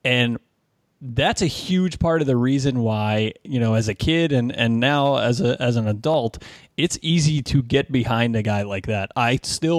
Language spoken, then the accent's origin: English; Maryland, United States; I grew up in Maryland